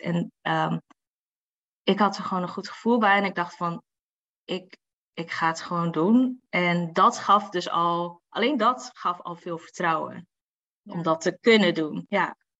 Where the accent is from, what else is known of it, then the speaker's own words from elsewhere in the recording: Assen, Drenthe, Netherlands; ik kom gewoon natuurlijk uit Assen.